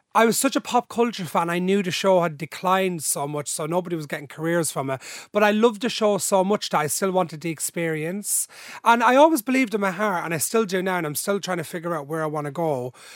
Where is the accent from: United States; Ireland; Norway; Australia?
Ireland; Dublin, Leinster; also born or lived in Drogheda / Balbriggan; Then I was three, and they moved to Ballymun, where my mum's parents was still living, 'cause my mum's from there, into a different holding site where I've spent most, all my life.